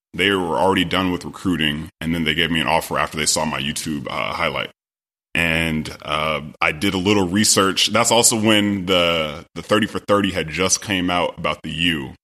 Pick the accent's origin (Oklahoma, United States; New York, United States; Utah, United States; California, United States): California, United States; Sacramento; I'm originally from Sacramento, California